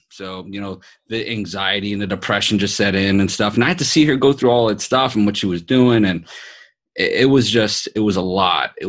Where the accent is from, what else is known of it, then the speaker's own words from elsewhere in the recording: East Coast, United States; You know, Britt and I are gonna be having a rap battle because we're from the East Coast.